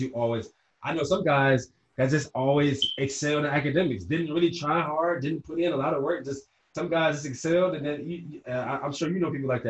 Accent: Ohio, United States; growing up in Ohio, it's Big Ten country

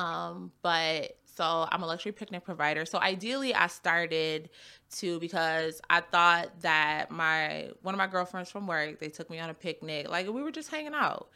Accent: Buffalo, New York, United States; also born or lived in Cheektowaga; I was born and raised in Buffalo. My mom moved me to Cheektowaga

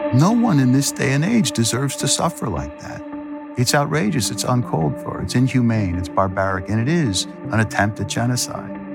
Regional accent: United States; I'm as American as

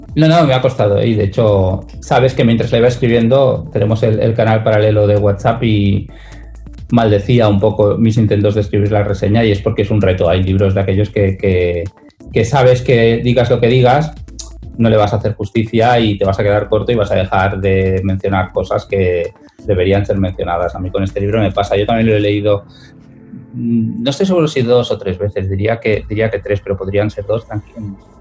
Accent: Moncada, Valencian Community, Spain; la biblioteca de mi pueblo de Moncada

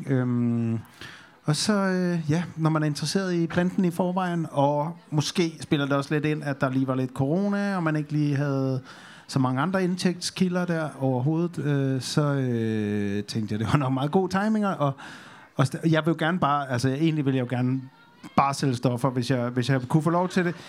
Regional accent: North Jutland, North Denmark Region, Denmark; moved away; jeg, jeg kommer over op fra Nordjylland, og der sker altså ikke meget.

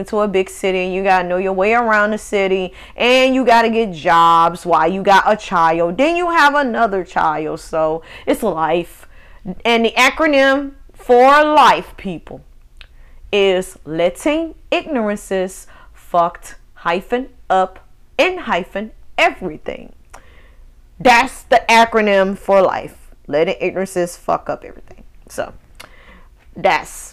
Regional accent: Northwest Mississippi, United States; moved away as an adult; I left my home state of Mississippi when I was like 19 going on 20

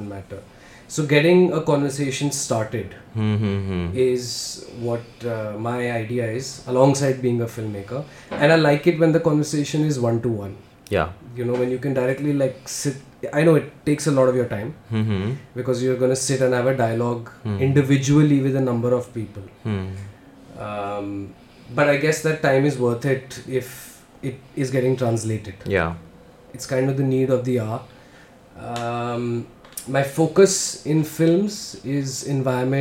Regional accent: Delhi, India; I am essentially a filmmaker born and brought up in Delhi. Did my schooling here, did my college here

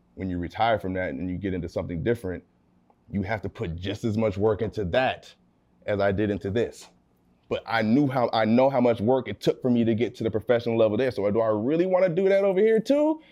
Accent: California, United States; also born or lived in Abilene, Texas; raised in California my family's out here

